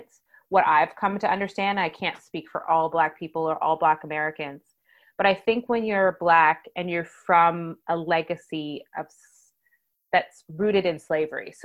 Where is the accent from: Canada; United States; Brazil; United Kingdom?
Canada; I was truly Canadian